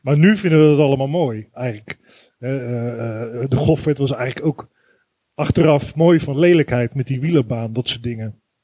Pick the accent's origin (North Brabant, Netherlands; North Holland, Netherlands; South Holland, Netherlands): South Holland, Netherlands; Rotterdam; Ik kom uit Rotterdam, uit het westen van het land